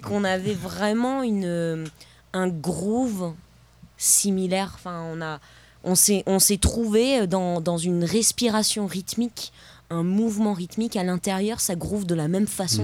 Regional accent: Paris, Île-de-France, France; Je viens d'un peu de loin, je viens de, de Paris

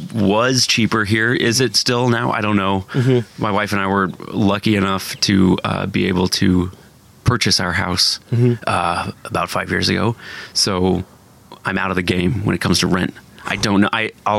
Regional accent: Bloomington, Indiana, United States; now in San Francisco, United States; I'm from Bloomington, Indiana.

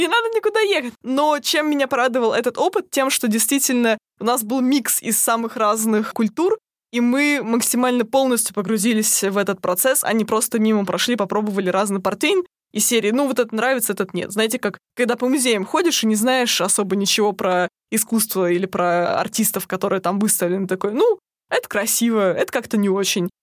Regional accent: Russia; я еще затесалась из России

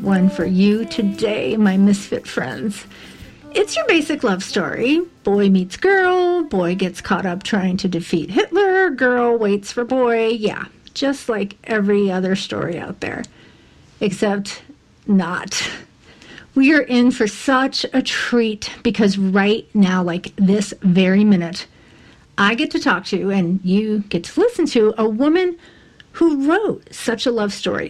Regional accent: United States; being the American that I am

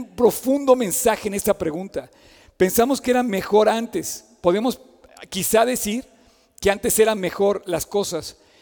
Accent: Mexico

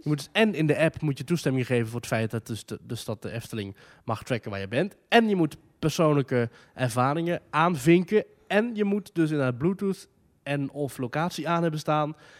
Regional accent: Netherlands; ik uit Nederland kom

